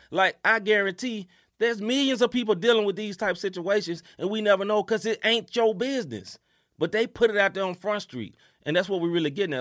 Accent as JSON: {"language": "English", "region": "New Jersey", "country": "United States", "said": "I'm from Jersey"}